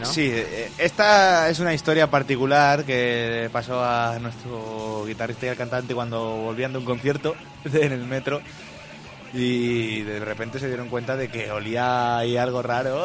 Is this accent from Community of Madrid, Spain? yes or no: no; Miguel Esteban, Castilla-La Mancha, Spain; Tenemos en nuestro pueblo, si es Miguel Esteban